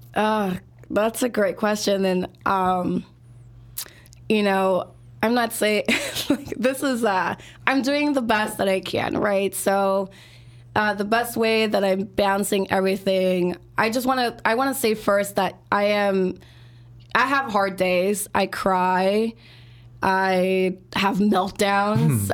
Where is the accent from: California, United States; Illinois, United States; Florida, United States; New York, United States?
Illinois, United States; Chicago; born and raised here in Chicago, and I grew up in the Northwest side, so Belmont Cregan and Hermosa.